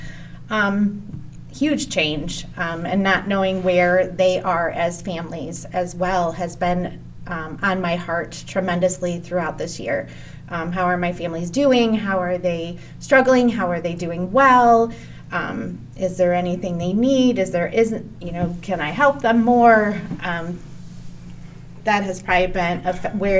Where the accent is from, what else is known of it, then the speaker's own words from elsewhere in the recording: Cleveland Heights, Ohio, United States; I grew up in Cleveland Heights. I went to Cleveland Heights High School, graduated, loved it.